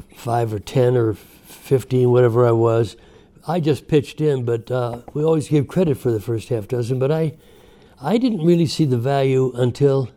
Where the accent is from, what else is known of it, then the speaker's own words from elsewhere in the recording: Chicago, Illinois, United States; We grew up in the steel mill district of South Chicago.